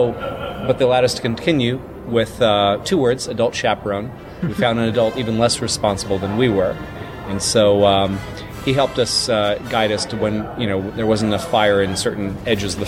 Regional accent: Mississippi, United States; born or raised there

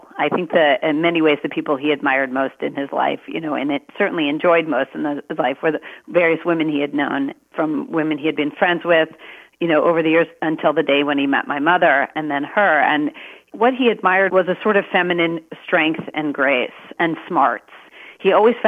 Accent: Maryland, United States; I was born in Maryland. I have a younger brother, and we grew up in a house of lawyers

